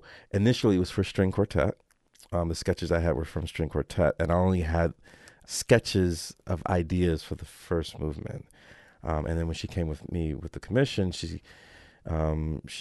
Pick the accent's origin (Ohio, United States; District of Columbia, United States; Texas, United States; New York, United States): District of Columbia, United States; Washington; I grew up with her in Washington, D.C. with the Youth Orchestra program